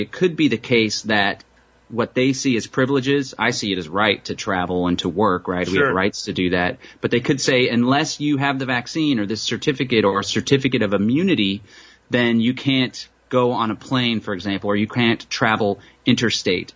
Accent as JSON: {"language": "English", "town": "Austin", "region": "Texas", "country": "United States", "said": "I hail from Austin, Texas."}